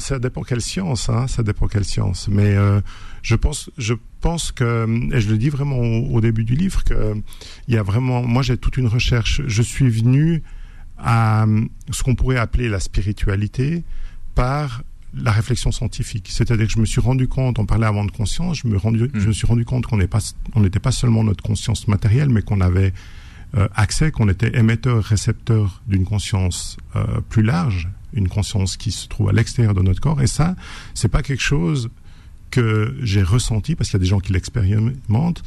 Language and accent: French; Switzerland; je suis suisse